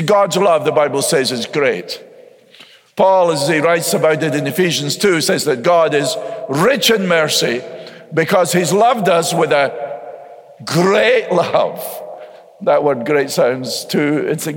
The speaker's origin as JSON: {"language": "English", "country": "United States", "said": "I'm an American"}